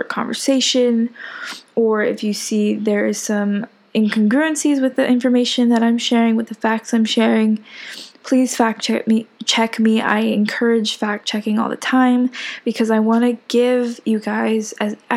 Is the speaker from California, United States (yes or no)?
no; Hawaii, United States; I am a Hawaii raised girl. I was not born here, as I think I've mentioned before, but I was raised in Hawaii.